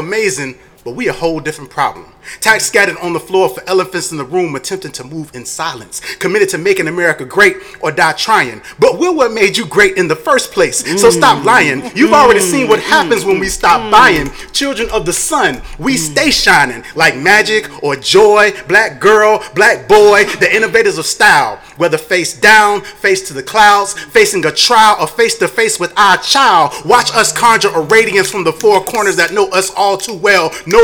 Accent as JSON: {"language": "English", "town": "Tampa", "region": "Florida", "country": "United States", "tie": "born or raised there", "said": "I was a young black boy growing up in Tampa."}